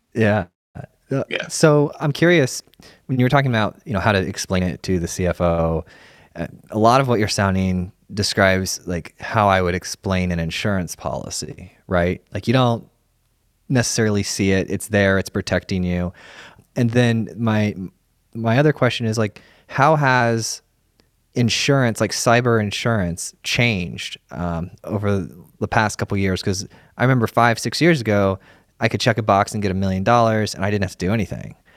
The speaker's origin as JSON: {"language": "English", "town": "Sarasota", "region": "Florida", "country": "United States", "tie": "born or raised there", "said": "my wife and I were born and raised in Sarasota"}